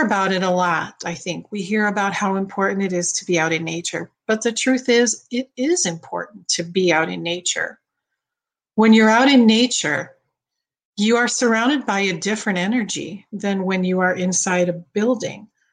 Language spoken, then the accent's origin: English; Midwest, United States; now in Florida, United States; growing up in the Midwest